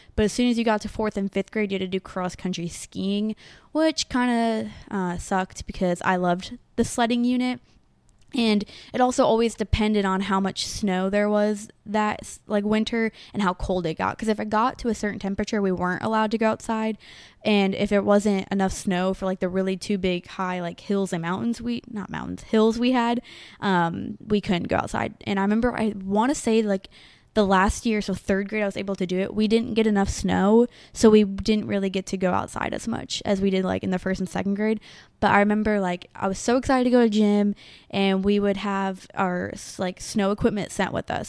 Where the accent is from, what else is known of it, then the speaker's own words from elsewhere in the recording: New York, United States; moved away; also born or lived in Tennessee; growing up in New York, we had a house